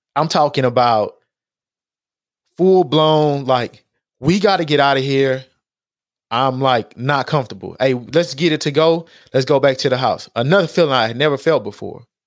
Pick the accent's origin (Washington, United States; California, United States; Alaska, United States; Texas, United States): Texas, United States; Houston; in Acres Homes, like, we ate Ponchos